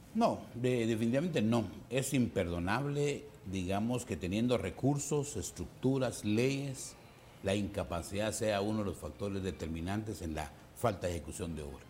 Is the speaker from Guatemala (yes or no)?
yes; Guatemala; las necesidades que tenemos como guatemaltecos